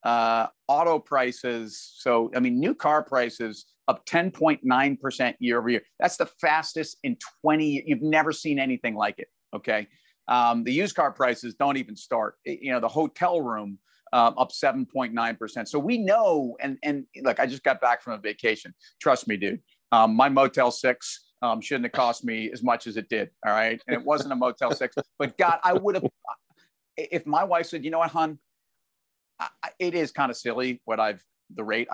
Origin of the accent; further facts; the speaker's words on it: New York, United States; I'm a New Yorker.